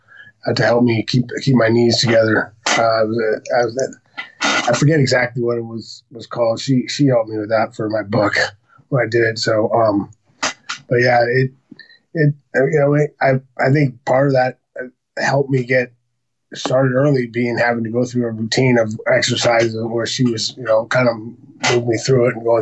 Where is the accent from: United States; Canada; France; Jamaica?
United States; Santa Barbara, California; now in Calabasas, United States; Born and raised in Santa Barbara.